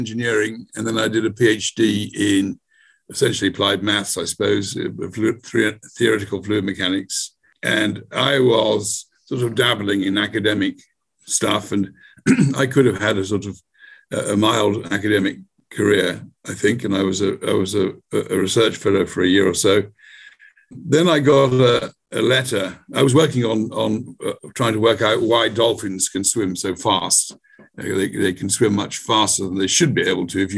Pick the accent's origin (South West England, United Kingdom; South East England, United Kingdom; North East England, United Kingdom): South West England, United Kingdom; Bristol; here in my hometown in Bristol